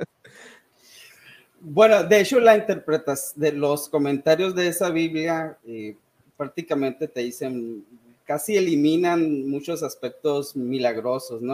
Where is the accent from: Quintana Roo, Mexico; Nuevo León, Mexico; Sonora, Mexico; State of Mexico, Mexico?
Sonora, Mexico; also born or lived in Saltillo, Coahuila / United States / Caracas, Venezuela; soy originario de Sonora, aunque en realidad no nací aquí